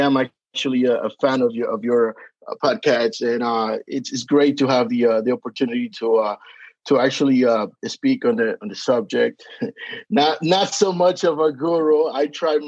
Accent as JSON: {"language": "English", "country": "Dominican Republic", "also_born_or_lived": "Passaic, New Jersey / New York", "accent": "Hispanic", "moved": "yes", "lives_now": "Atlanta, United States", "said": "can tell by the accent, I am Hispanic. I am from the Dominican Republic, but I spent 20 years living in New York, and now I reside"}